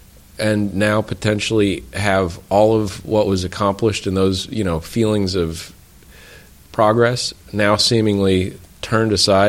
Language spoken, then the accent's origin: English; Midwest, United States; now in Boston, United States; I grew up in the Midwest, moved to Boston